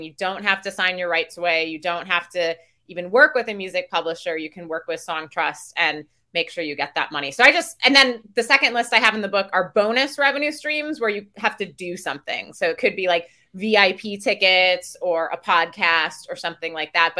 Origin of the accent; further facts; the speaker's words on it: Milwaukee, Wisconsin, United States; moved away; I'm originally from Wisconsin